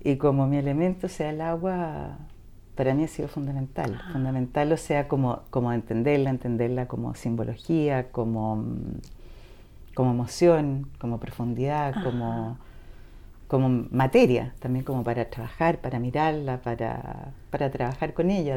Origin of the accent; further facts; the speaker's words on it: Chile; somos chilenos, absolutamente chilenos